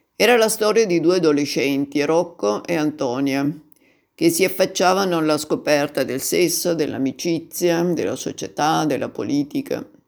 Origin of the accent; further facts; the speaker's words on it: Turin, Piedmont, Italy; io sono del 52 di Torino